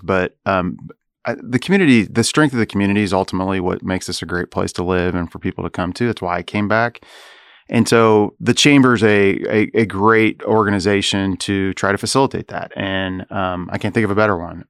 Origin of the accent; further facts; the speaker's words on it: Topeka, Kansas, United States; also born or lived in Chicago; now in Manhattan, Kansas, United States; when I was growing up in Topeka